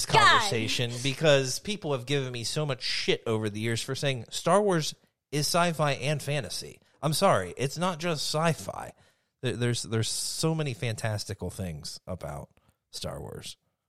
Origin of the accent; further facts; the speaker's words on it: United States; Give me affirmation that I am from the United States.